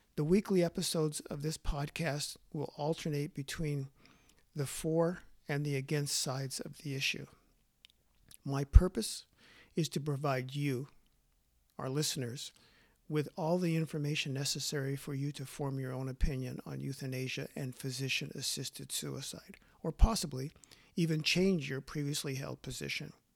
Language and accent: English; Los Angeles, California, United States; now in Canada; Although I was born in Los Angeles, I have called Canada home for more than half a century.